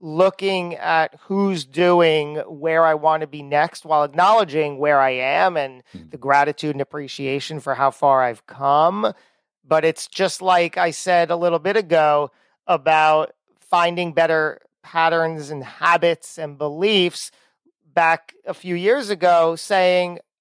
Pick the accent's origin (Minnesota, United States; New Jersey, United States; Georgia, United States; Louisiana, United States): New Jersey, United States; We're both from Jersey